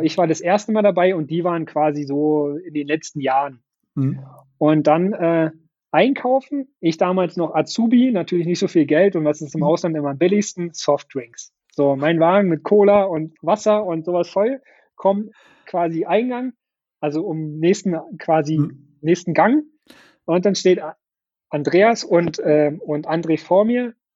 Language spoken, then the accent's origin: German; Brandenburg, Germany; Ich bin halt mhm. sehr heimatverbunden mit Brandenburg und mit Potsdam und mit meiner Heimatstadt